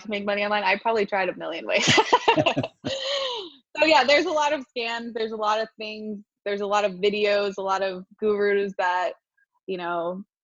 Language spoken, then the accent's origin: English; Wilmington, Delaware, United States; moved away; also born or lived in Port St. Lucie, Florida; I was born in Wilmington, Delaware